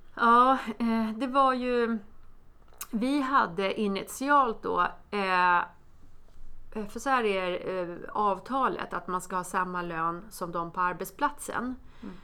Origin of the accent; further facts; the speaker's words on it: Botkyrka, Stockholm County, Sweden; jag är från Botkyrka, eh, från förorten